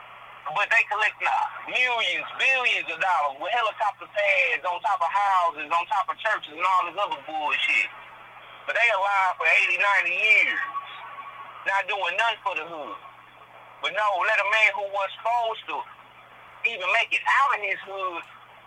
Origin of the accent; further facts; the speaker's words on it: the South, United States; I'm from the South